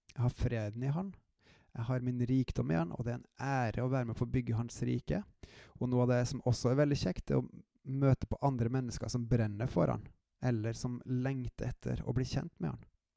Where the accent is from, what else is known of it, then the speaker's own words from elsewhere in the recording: Trøndelag, Norway; accent: trøndersk; also born or lived in Jæren / Klæbu; som dere kanskje hører av dialekta mi, så har jeg en hint av uh, trøndersk i meg